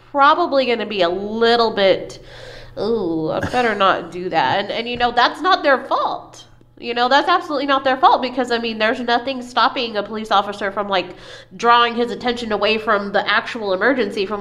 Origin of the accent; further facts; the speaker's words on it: United States; somebody born in the United States that has parents born in the United States, grandparents that were here when Texas wasn't, you know, an actual state